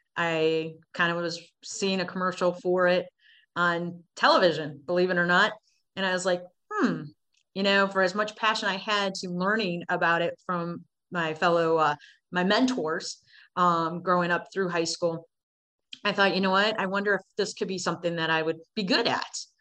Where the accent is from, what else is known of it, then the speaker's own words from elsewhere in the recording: Cleveland, Ohio, United States; I was born in July, July of 77 in Cleveland, Ohio